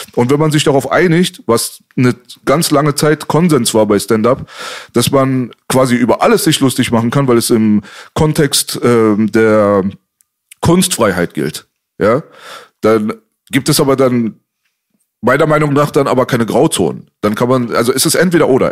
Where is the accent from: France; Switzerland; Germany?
Germany; Berlin; wir sind in Kreuzberg aufgewachsen